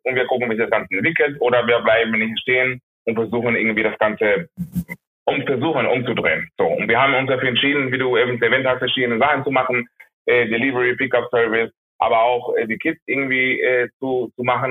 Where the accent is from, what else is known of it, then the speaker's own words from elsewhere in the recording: Maracaibo, Zulia, Venezuela; moved away; ich komme aus Maracaibo, das ist die zweite Großstadt Venezuelas